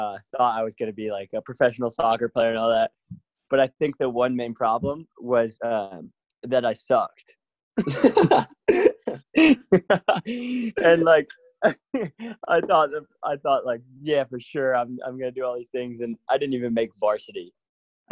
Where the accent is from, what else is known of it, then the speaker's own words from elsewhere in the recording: North Carolina, United States; now in Portland, United States; I'm from the United States of America, more specifically North Carolina, but I live in Portland, Oregon now